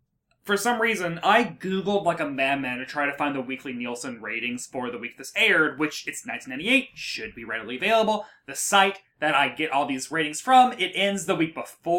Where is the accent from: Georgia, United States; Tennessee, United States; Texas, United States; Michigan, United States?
Tennessee, United States; Murfreesboro; I'm from Murfreesboro, Smyrna, Tennessee